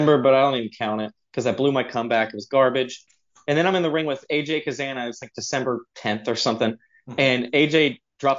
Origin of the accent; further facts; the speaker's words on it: Long Beach, California, United States; I was born in Long Beach. I'm originally from California